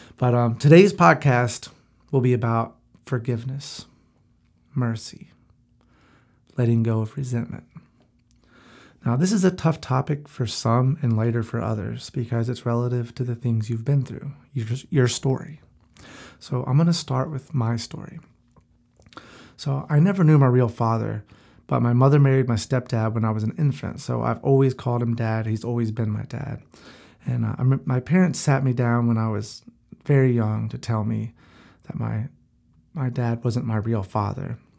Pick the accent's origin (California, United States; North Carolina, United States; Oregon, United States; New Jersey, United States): North Carolina, United States; Gastonia; moved away as an adult; also born or lived in Charlotte, North Carolina; now in Florida, United States; I grew up in Gastonia, so I moved to Charlotte and I lived there